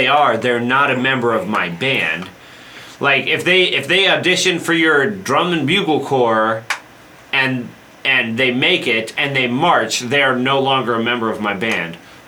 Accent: Colorado, United States; I'm from Colorado.

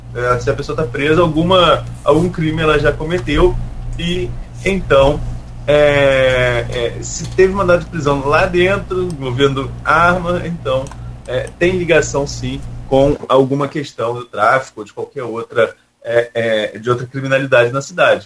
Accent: Atafona, Rio de Janeiro, Brazil; sigo Nossa Senhora da Penha, onde eu nasci, Etafona

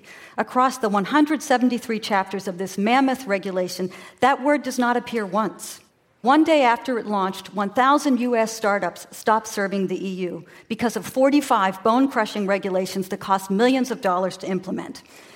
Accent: United States; now in Copenhagen, Denmark; I'm an American, but I live in Copenhagen

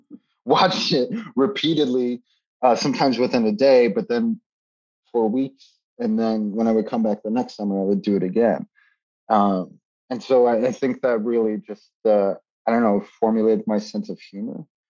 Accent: New York City, New York, United States; also born or lived in the American South; I grew up in New York City

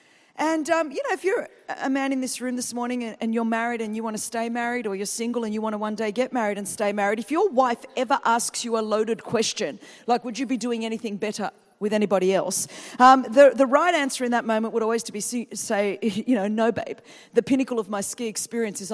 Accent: Sydney, New South Wales, Australia; I'm come from Sydney, Australia

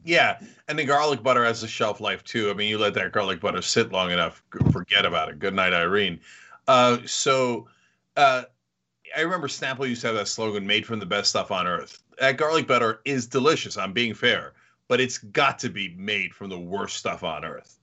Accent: New Jersey, United States; moved away; also born or lived in New York; I grew up in New Jersey, lived in New York

